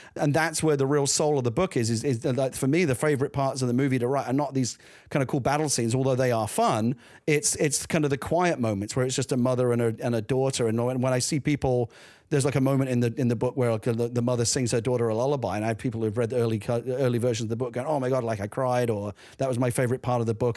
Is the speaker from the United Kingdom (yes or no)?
yes; London, United Kingdom; I grew up in the East End of London